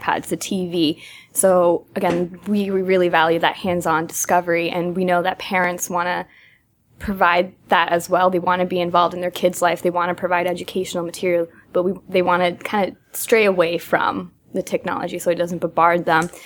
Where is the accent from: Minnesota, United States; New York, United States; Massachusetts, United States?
Massachusetts, United States; moved away; I'm from Massachusetts